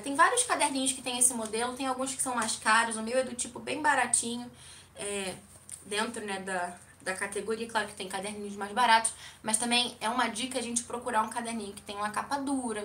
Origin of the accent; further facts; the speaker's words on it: Rio de Janeiro, Brazil; now in Curitiba, Brazil; eu sou do Rio de Janeiro, não moro mais no Rio, moro em Curitiba